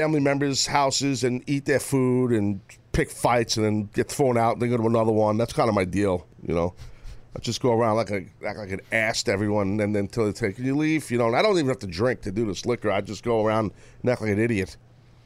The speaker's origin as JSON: {"language": "English", "country": "United States", "said": "I'm American"}